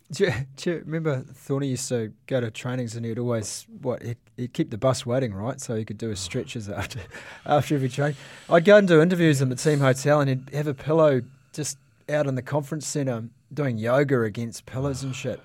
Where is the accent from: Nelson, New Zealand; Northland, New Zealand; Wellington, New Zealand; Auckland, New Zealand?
Northland, New Zealand; Waipu; You spent, uh, Easter weekend in my hometown